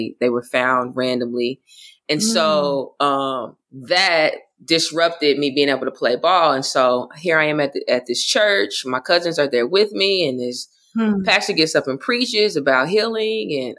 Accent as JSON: {"language": "English", "region": "Oklahoma", "country": "United States", "also_born_or_lived": "Florida", "moved": "yes", "said": "I grew up in a Baptist church, but I'm also from Oklahoma."}